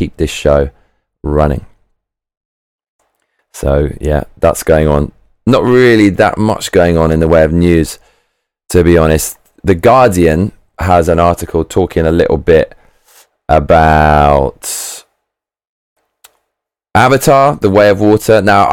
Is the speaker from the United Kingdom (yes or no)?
yes; United Kingdom; I'm British